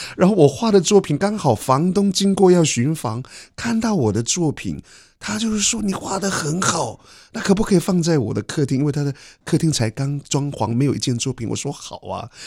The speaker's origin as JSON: {"language": "Chinese", "town": "Yuli", "region": "Hualien County", "country": "Taiwan", "tie": "born or raised there", "moved": "yes", "lives_now": "Edinburgh, United Kingdom", "said": "我是来自花莲玉里的阿美族人"}